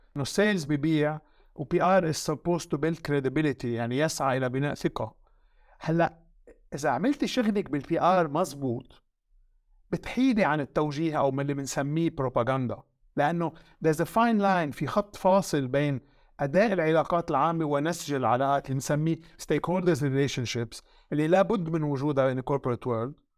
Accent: Lebanon; also born or lived in France; now in United Arab Emirates; وانا فرنسي لبناني

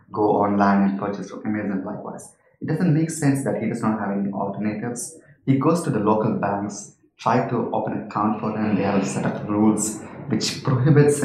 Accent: Saudi Arabia; I was born and raised in Saudi.

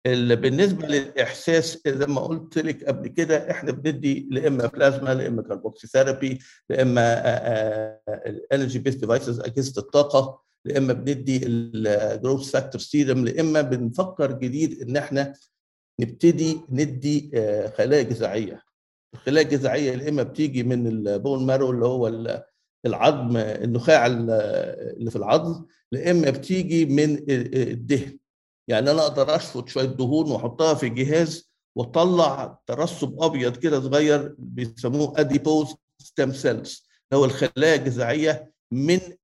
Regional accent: Egypt; الكونسرفاتيف upbringing عندنا في مصر

